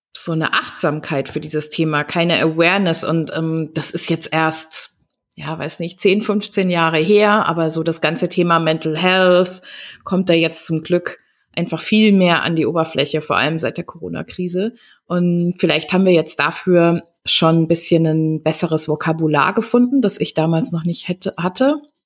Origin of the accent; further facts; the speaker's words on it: Germany; wir gerade als Deutsche ja auch mit so einem transgenerationalen Trauma des, äh, des großen Schweigens irgendwie aufgewachsen